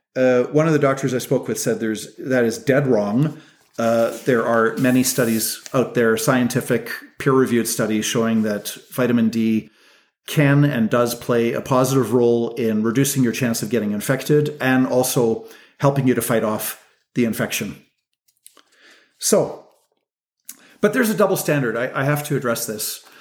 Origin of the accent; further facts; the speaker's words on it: Canada; as Canadian people